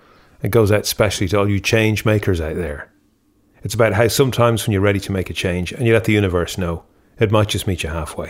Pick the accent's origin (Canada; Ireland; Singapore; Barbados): Ireland; I'm an Irish songwriter and musician.